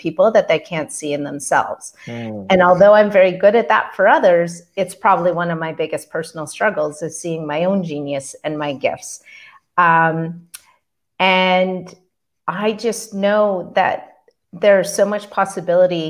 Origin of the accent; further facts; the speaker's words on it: Canada; also born or lived in Calgary, Alberta; I'm a Canadian. I live in Calgary, Alberta